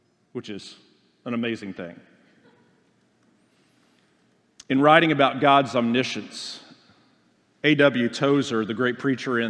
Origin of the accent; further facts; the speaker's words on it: Oklahoma, United States; moved away as an adult; I'm from Oklahoma.